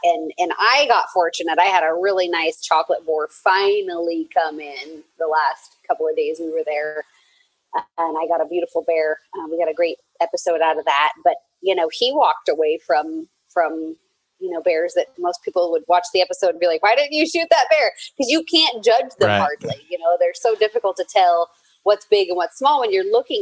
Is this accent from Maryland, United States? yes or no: no; Eugene, Oregon, United States; I was born in Eugene